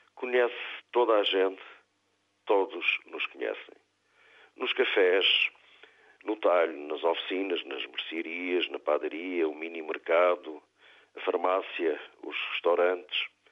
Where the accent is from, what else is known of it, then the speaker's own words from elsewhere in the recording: Ponta Delgada, Azores, Portugal; also born or lived in Campolide, Lisbon; now in Lisbon, Portugal; da minha terra, da minha rua do Saco, em Ponta Delgada, onde vivi e cresci